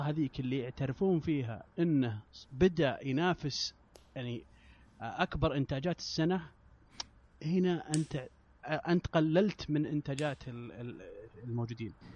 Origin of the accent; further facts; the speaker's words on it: Saudi Arabia; انا من السعوديه